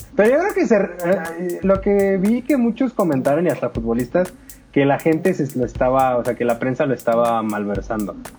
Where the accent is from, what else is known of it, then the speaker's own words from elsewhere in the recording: Mexico; como mexicano